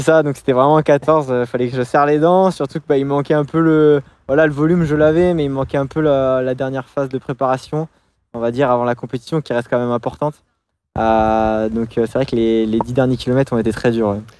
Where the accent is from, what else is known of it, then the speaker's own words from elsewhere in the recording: Angoulême, Nouvelle-Aquitaine, France; je suis originaire de base d'Angoulême, de, Charente